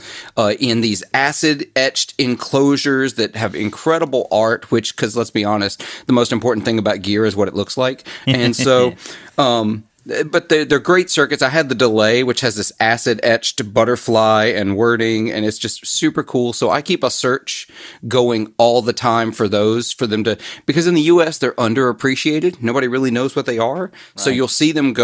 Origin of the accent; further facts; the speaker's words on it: Clarksdale, Mississippi, United States; I grew up in Mississippi